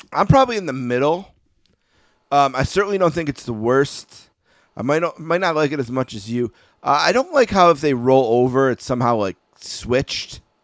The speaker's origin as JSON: {"language": "English", "town": "Buffalo", "region": "New York", "country": "United States", "said": "I'm from Buffalo, New York"}